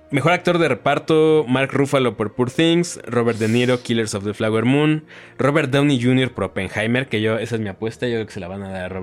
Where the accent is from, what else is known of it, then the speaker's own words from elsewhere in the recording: Mexico; Pues porque somos mexicanos.